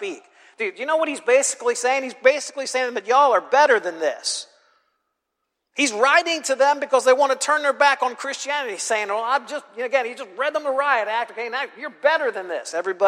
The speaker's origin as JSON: {"language": "English", "area": "the North", "region": "Northern United States", "country": "United States", "moved": "yes", "said": "I'm from the North"}